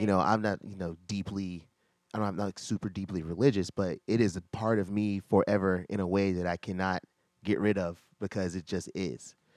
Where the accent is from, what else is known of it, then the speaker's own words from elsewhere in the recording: Virginia, United States; I'm from Virginia